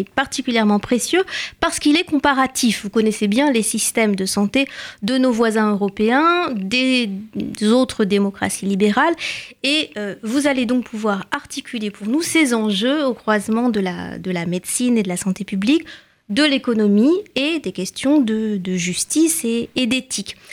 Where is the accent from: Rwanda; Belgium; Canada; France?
France; Chez nous, en France